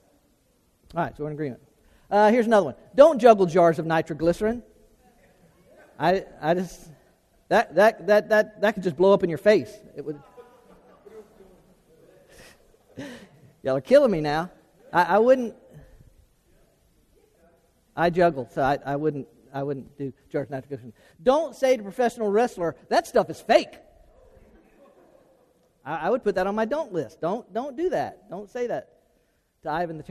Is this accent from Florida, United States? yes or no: yes; Florida, United States; growing up in Florida.